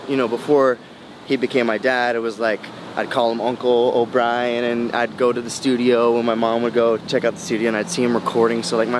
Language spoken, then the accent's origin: English; Houston, Texas, United States; also born or lived in St. Louis; When I was growing up in the 90s, we grew up in Houston, and then we grew up in St. Louis